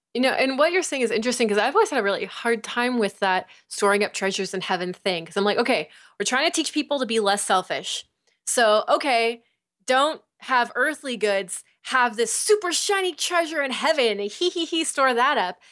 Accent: United States; the way that I've been raised, like, as American

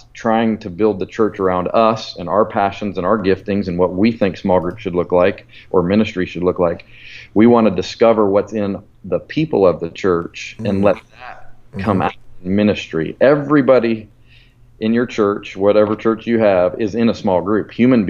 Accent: Colorado, United States; moved away as an adult; now in Alabama, United States; Pastor Chris was my youth pastor 26 years ago out in Colorado where I grew up.

